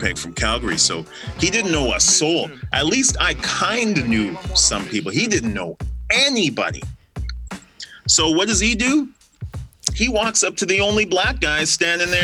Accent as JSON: {"language": "English", "country": "Guyana", "tie": "born or raised there", "moved": "yes", "said": "So I'm from Guyana. I was born in Guyana."}